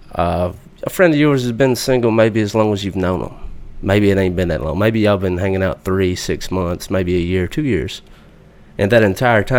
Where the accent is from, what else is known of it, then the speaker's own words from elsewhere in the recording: Alabama, United States; I'm from Alabama